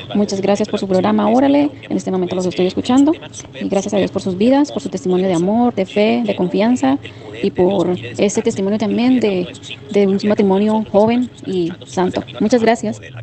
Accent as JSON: {"language": "Spanish", "country": "Colombia", "moved": "yes", "lives_now": "Indiana, United States", "said": "de Colombia. En este momento aquí desde Indiana, Estados Unidos."}